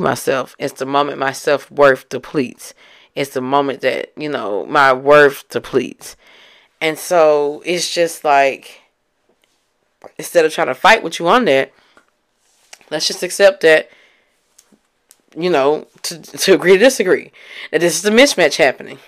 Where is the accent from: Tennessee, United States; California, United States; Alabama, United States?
Tennessee, United States; Memphis; I'm from Memphis